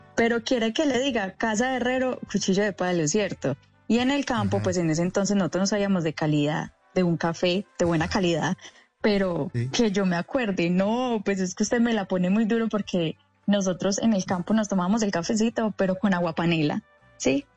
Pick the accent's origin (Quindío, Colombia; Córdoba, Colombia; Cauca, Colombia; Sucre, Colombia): Quindío, Colombia; Salento; also born or lived in Salamina, Caldas; Pero yo soy caldense, yo soy de Salamina Caldas, pero me crié y me levanté en el Quindío, directamente desde Salento, Quindío.